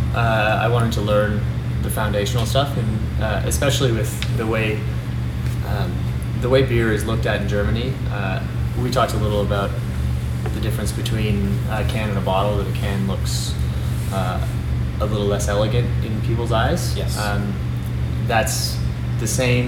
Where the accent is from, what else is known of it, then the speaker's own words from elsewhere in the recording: Toronto, Ontario, Canada; also born or lived in Montreal; I'm from Toronto. I grew up here